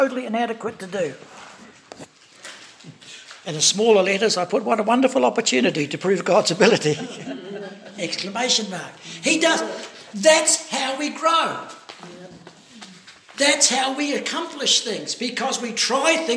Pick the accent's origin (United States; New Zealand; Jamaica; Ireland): New Zealand; I'm from New Zealand